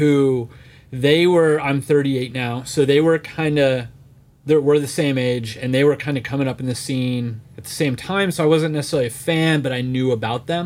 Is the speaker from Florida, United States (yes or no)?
yes; Florida, United States; I grew up in Florida, so we were always at Disney.